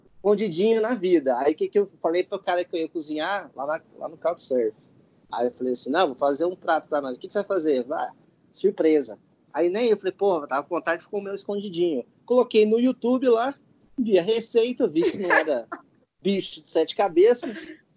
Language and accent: Portuguese; Goiânia, Goiás, Brazil; moved away; Eu vim de Goiânia, né? Então, eu fui criado comendo churrasco cinco vezes por semana